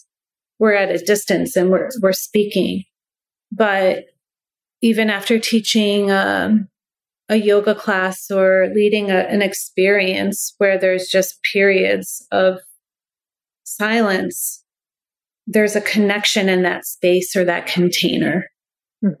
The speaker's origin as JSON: {"language": "English", "region": "New York", "country": "United States", "first_language": "English", "moved": "as an adult", "lives_now": "Iceland", "said": "I'm a New Yorker speaking Icelandic."}